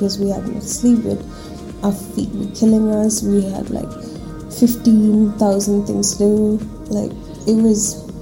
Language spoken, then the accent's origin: English; Bangalore, Karnataka, India; I was born and brought up in Bangalore